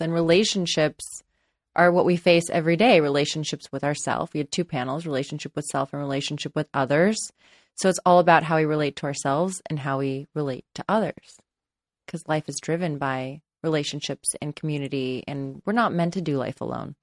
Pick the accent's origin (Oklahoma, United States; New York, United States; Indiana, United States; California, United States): California, United States; Los Angeles; I grew up in Los Angeles, and I live in Los Angeles